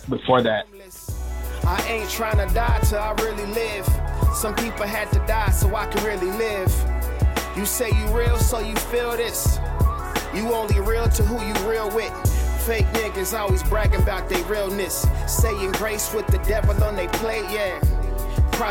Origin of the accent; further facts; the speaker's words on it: Oklahoma, United States; I'm from Oklahoma. You know what I'm saying? Like I'm if anything, I sound like Oklahoma.